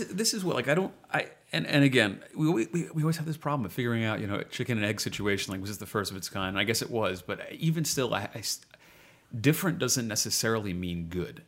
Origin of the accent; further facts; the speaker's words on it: New York, United States; also born or lived in Central Jersey; I'm native New Yorker